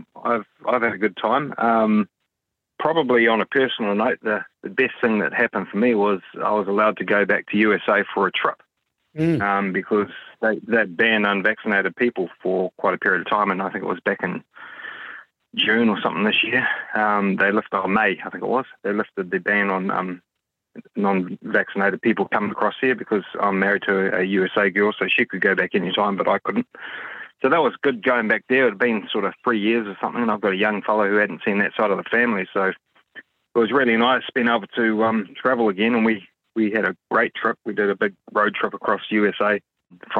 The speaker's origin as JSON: {"language": "English", "region": "Auckland", "country": "New Zealand", "said": "I am from West Auckland"}